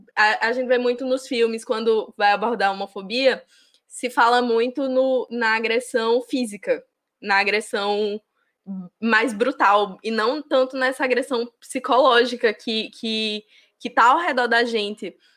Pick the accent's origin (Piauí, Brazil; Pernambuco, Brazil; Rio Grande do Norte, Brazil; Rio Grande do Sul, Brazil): Rio Grande do Norte, Brazil; interior of; moved away; numa cidade do interior do Rio Grande do Norte, que é a cidade de onde eu vim